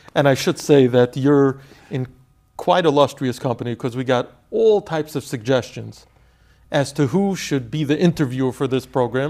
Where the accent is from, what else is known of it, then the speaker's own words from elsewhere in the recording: New York City, New York, United States; I grew up in Flatbush, Brooklyn.